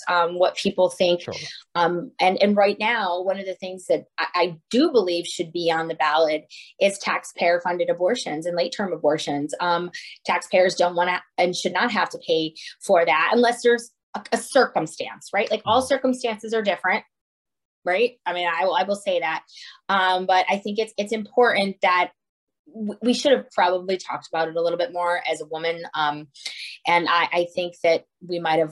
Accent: Scranton, Pennsylvania, United States; now in Oakmont, United States; I live in Oakmont, Pennsylvania. I'm not originally from Pittsburgh. I'm originally from Scranton, Pennsylvania

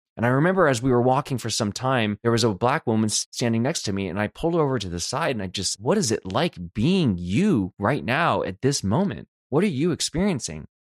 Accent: Los Angeles, California, United States; moved away as an adult; now in Detroit, United States; I'm from Los Angeles

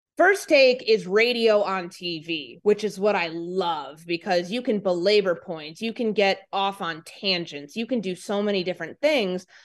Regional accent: Chicago, Illinois, United States; moved away as an adult; also born or lived in Glenview, Illinois / Jackson, Mississippi / Minnesota; I'm from Glenview originally, but I spent so much of my childhood in the city

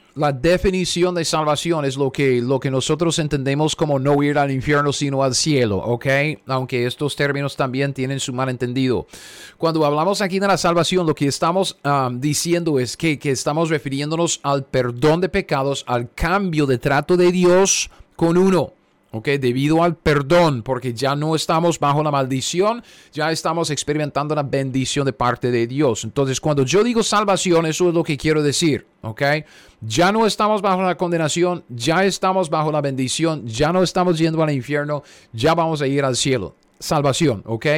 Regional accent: United States; yo soy un gringo cualquiera

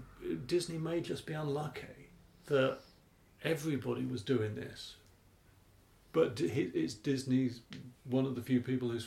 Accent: United Kingdom; being British

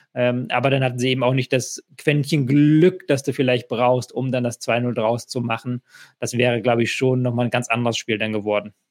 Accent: Hamburg, Germany; als jemand, der in Hamburg wohnt und Hamburg groß geworden bin

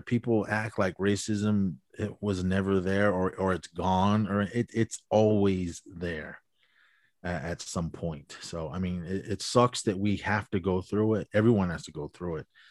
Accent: Oakland, California, United States; moved away; also born or lived in Navajo Nation reservation; I was born and raised in, um, Oakland, California, on the east, east, ugh, east side

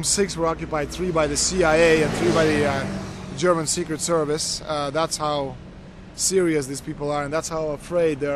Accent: Canada; I'm from Canada. I'm very proud of my country

